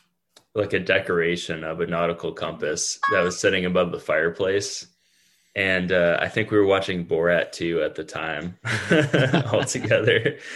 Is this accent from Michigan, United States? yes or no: yes; the Great Lakes state, Michigan, United States; growing up in the Great Lakes state